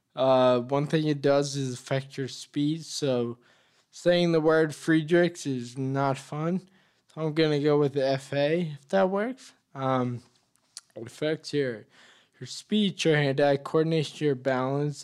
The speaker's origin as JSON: {"language": "English", "town": "Leominster", "region": "Massachusetts", "country": "United States", "tie": "born or raised there", "said": "I was born and raised in Leominster."}